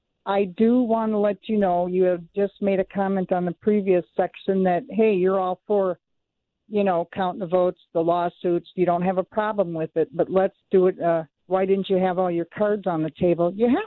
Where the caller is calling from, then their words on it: Elk River, Minnesota, United States; I'm from Elk River.